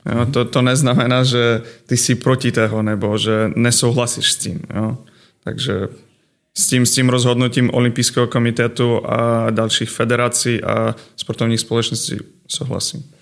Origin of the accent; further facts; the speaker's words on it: Ukraine; Czech is a second language; moved away as an adult; also born or lived in Kazakhstan / Finland / Estonia / Poland; now in Příbram, Czech Republic; Přišel jsem eh, jako z Ukrajiny